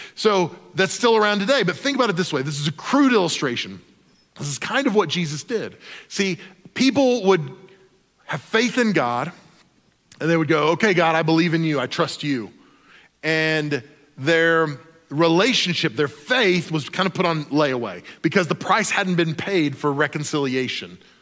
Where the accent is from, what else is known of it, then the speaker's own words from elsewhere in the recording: Oklahoma, United States; I grew up in Oklahoma